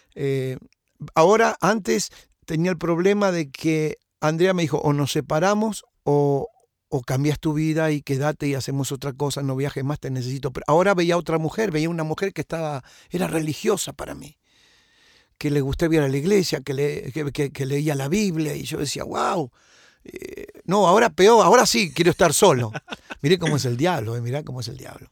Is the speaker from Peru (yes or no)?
no; José C. Paz, Buenos Aires Province, Argentina; moved away; yo nací en Argentina, en Buenos Aires, en el año 54